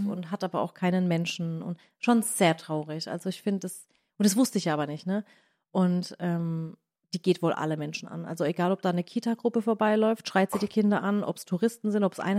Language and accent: German; Southern Germany, Germany; aber ich komme aus dem Süden von Deutschland und für mich ist Kappeln schon sehr nördlich